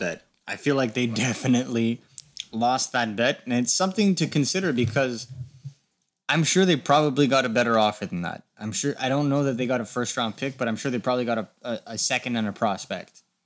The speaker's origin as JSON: {"language": "English", "country": "Canada", "said": "as a Canadian hockey fan"}